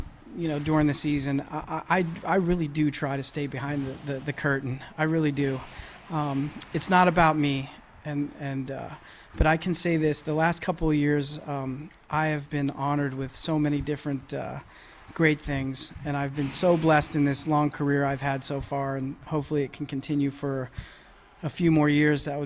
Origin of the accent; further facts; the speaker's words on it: Johnstown, Pennsylvania, United States; moved away; I'm a Johnstown guy, and that's my hometown